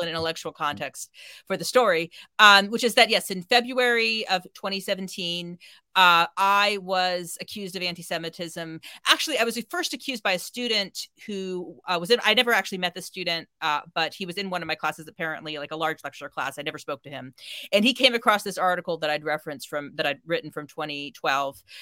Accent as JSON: {"language": "English", "country": "United States", "moved": "yes", "lives_now": "United Kingdom", "said": "I'm an American"}